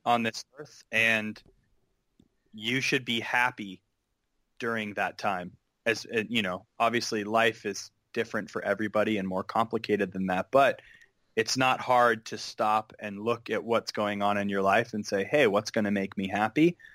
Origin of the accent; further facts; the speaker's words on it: Pleasanton, California, United States; moved away as an adult; now in Los Angeles, United States; I grew up in the East Bay in a town called Pleasanton